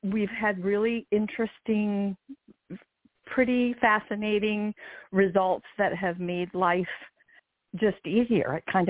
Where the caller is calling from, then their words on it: Maryland, United States; I'm calling from Maryland.